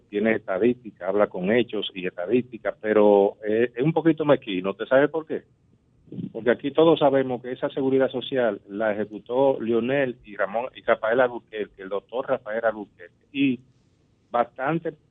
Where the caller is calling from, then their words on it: Los Mameyes, Distrito Nacional, Dominican Republic; buenas tardes … de los Mameyes.